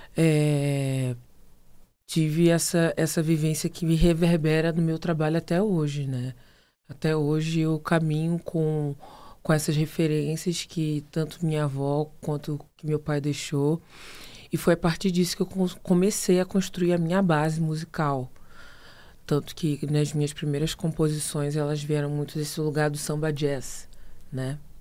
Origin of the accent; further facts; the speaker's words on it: Rio de Janeiro, Brazil; moved away as an adult; also born or lived in Paranavaí, Paraná; eu saí do Rio de Janeiro e fui para Paranavaí, lá foi um, um, processo de transição muito, muito intenso, porque imagina, né, sair com 18 anos do Rio de Janeiro